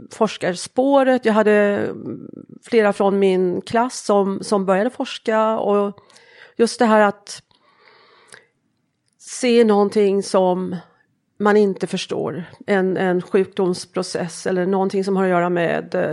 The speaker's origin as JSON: {"language": "Swedish", "region": "Småland", "country": "Sweden", "said": "Jag kommer från Småland."}